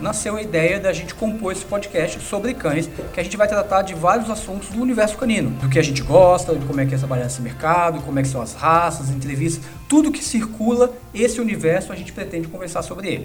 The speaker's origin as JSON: {"language": "Portuguese", "town": "Brasília", "region": "Federal District", "country": "Brazil", "moved": "as an adult", "lives_now": "São Paulo, Brazil", "said": "quando eu mudei para São Paulo, depois de um ano, eu sou de Brasília, depois de um ano morando em São Paulo"}